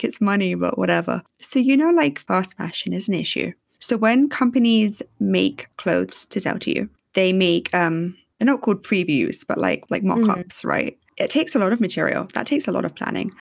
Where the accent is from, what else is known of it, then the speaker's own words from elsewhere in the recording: London, United Kingdom; I'm from London